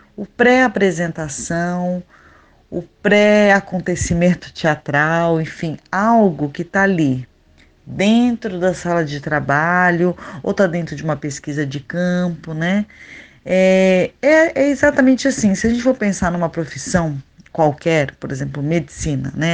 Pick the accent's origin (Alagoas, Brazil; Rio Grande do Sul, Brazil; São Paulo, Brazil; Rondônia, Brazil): São Paulo, Brazil; moved away as an adult; also born or lived in Goioerê, Paraná / Campinas; now in Natal, Brazil; eu sou paranaense, eu nasci numa cidadezinha bem pequenininha que se chama Goiuerê, mas eu só nasci, nunca morei lá. Minha família já morava em São Paulo.